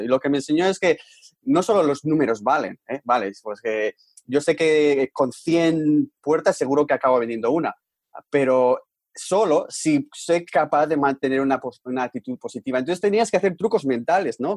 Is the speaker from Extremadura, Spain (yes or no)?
no; Bilbao, Basque Country, Spain; moved away as an adult; also born or lived in Vancouver, Canada; Bilbao, de donde eh, somos nosotros